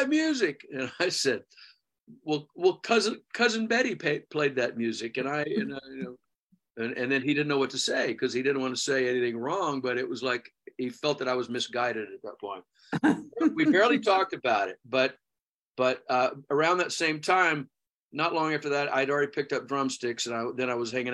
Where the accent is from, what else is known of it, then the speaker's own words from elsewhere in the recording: Houston, Texas, United States; moved away; Where I grew up in Texas.